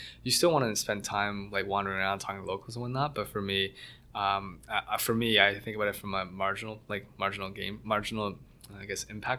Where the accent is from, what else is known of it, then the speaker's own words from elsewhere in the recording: Mississauga, Ontario, Canada; But I grew up mostly in Mississauga, went to Waterloo for university.